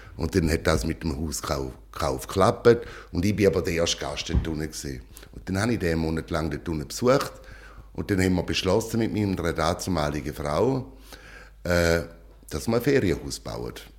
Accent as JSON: {"language": "German", "region": "St. Gallen", "country": "Switzerland", "also_born_or_lived": "Rheintal", "moved": "yes", "lives_now": "Philippines", "said": "Also ich bin ein St. Galler"}